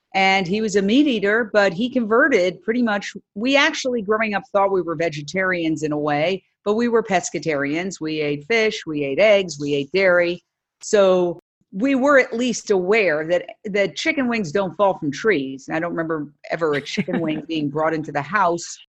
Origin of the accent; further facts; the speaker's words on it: New York City, New York, United States; moved away as an adult; also born or lived in Los Angeles; I went to New York City, back in my hometown, uh, literally working down the block or up the block from where I grew up